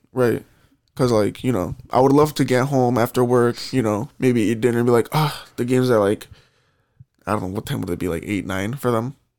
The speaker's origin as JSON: {"language": "English", "town": "Chicago", "region": "Illinois", "country": "United States", "said": "I'm from Chicago"}